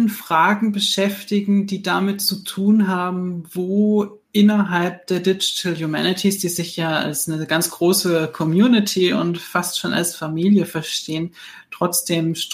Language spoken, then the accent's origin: German; Heidelberg, Baden-Württemberg, Germany; Ich bin …, ich bin Theologe aus Heidelberg.